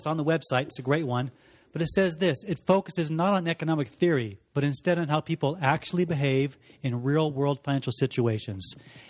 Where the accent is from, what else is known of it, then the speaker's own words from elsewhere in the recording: Scotland, United Kingdom; born there; I grew up in the Air Force, was born in Scotland. To a Scottish mom and an Air Force dad, lived around the world